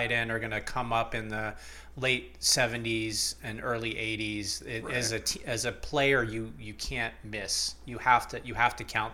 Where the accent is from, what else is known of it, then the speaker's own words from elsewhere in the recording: Cleveland, Ohio, United States; I'm from Cleveland. I was born there.